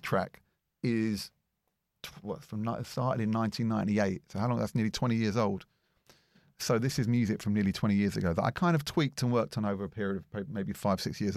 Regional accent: London, United Kingdom; I worked in a record shop called Loppy Lugs in Edgware, where I grew up in North London.

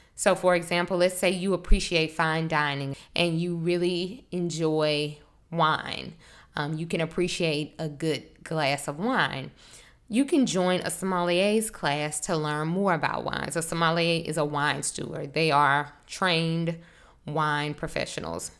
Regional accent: Monroe, Louisiana, United States; moved away as an adult; now in New Orleans, United States; I'm from North Louisiana, a small town. I don't know if you're familiar with Monroe, it's kind of close to Shreveport. Um, I, I grew up there

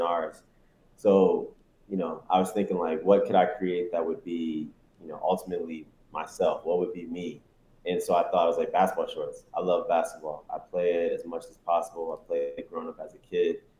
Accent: South Carolina, United States; also born or lived in Detroit, Michigan; I was born in Detroit, left there when I was nine, got to South Carolina, you know, was there for nine years, you know, until I graduated high school, 18

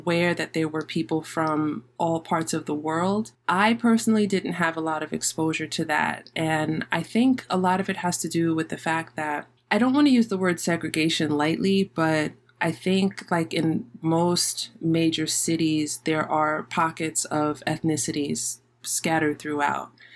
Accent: New York City, New York, United States; also born or lived in Manhattan / Queens; I was physically born in Manhattan, but I grew up and I was raised in the Bronx.

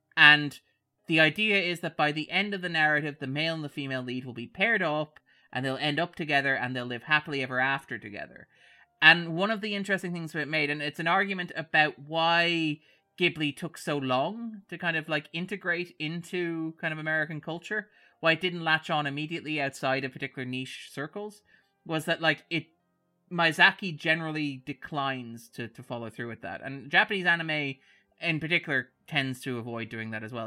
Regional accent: Sligo, Connacht, Ireland; we're from Sligo

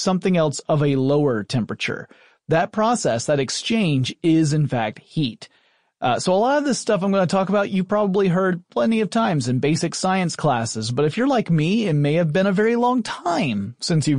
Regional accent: Atlanta, Georgia, United States; I grew up essentially in the Atlanta area. I am a Southerner.

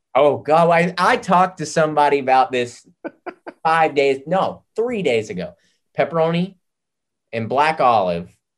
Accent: the South, United States; I grew up in the South

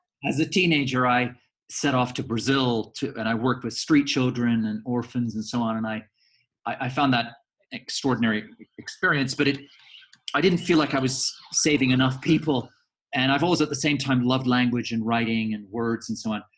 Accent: Canada; moved away as an adult; also born or lived in Edinburgh, Scotland; now in London, United Kingdom; My parents up sticks and emigrated to Canada when I was a baby. So I grew up in Canada. I'm Canadian.

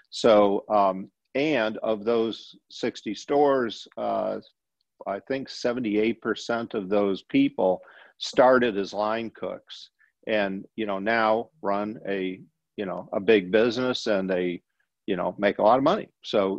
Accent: Berkley, Michigan, United States; moved away as an adult; now in Louisiana, United States; when I was a kid in Metro Detroit, I was actually from Berkeley, which is just a little bit north of Detroit.

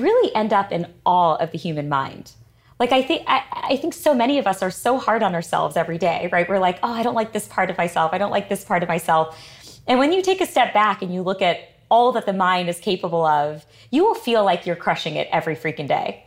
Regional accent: Connecticut, United States; we grew up in, as I mentioned, in, in Connecticut

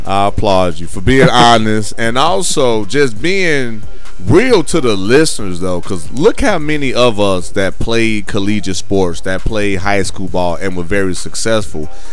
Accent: Gary, Indiana, United States; moved away as an adult; also born or lived in Texas; I'm from Gary, Indiana, from the Midwest

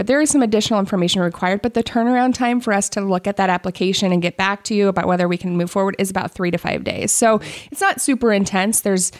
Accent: Nebraska, United States; also born or lived in Denver; now in Iowa, United States; I'm from Nebraska originally. {S1} Okay. {S2} I grew up in a few different areas, but then moved out to Denver for 7 years.

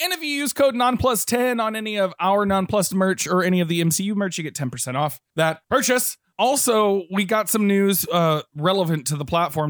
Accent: Texas, United States; I grew up in Texas

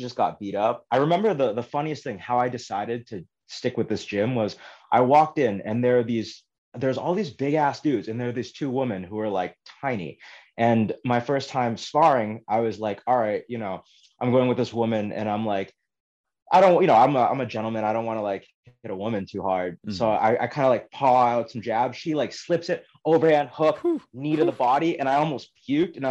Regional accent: Boston, Massachusetts, United States; also born or lived in Brookline; When I was younger, growing up in Boston, I was like always the only Asian kid in school.

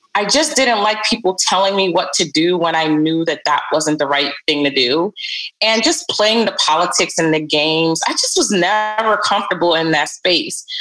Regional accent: New York City, New York, United States; also born or lived in Barbados; they brought me over when I was about seven years old. And I moved to Brooklyn.

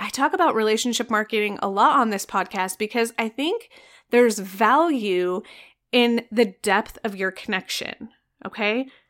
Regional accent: Arizona, United States; I am from Arizona

